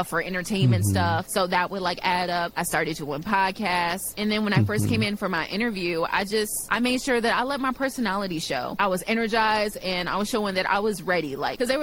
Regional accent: Chicago, Illinois, United States; I'm from the south side of Chicago

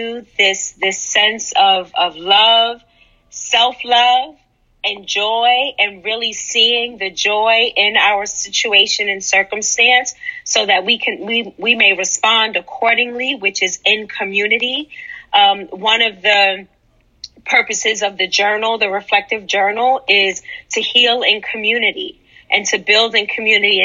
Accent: New York City, New York, United States; I'm from Harlem

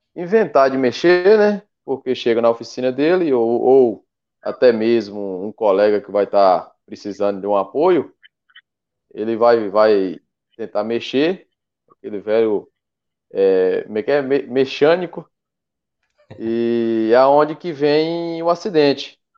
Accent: Mucuri, Bahia, Brazil; sou do extremo sul da Bahia, aqui na cidade de Mucuri, Bahia.

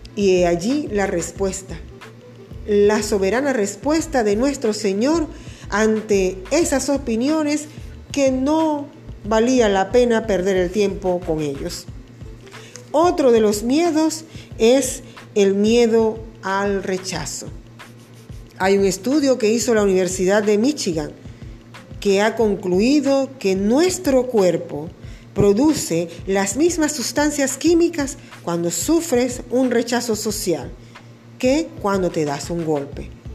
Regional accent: Venezuela; Acá en mi tierra, Venezuela

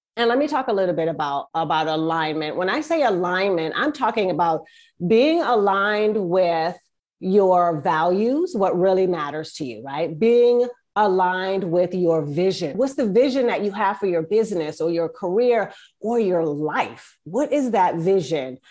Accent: East Coast, United States; now in Northern California, United States; I am from the East Coast, but right now I live in Northern California

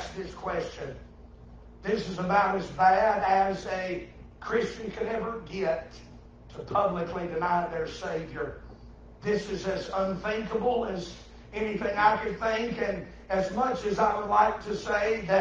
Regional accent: the Bible Belt, the South, United States; now in South Carolina, United States; I was born in the Bible Belt

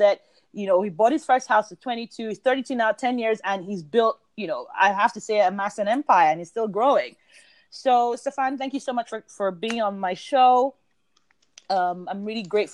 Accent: United Kingdom; I'm British

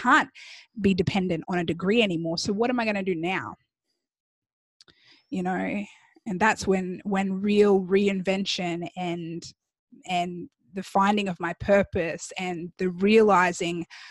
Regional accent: Australia; moved away as an adult; also born or lived in Chicago, United States; now in Miami, United States; me growing up in Australia

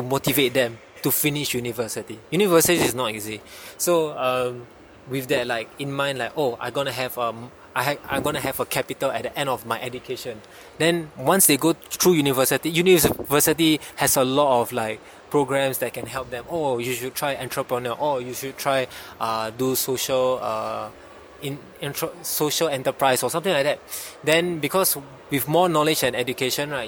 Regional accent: Singapore; as a Singaporean

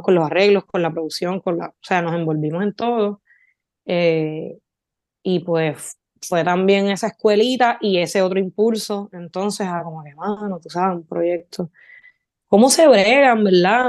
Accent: Barceloneta, Puerto Rico; also born or lived in Florida, Puerto Rico; yo me crié en los 90 en Florida y Barceloneta, Puerto Rico

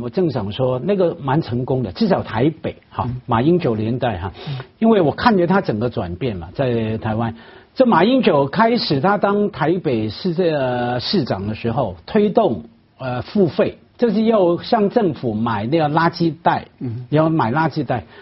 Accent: Hong Kong; 连我们的特首啊，梁振英啊，也去捡了

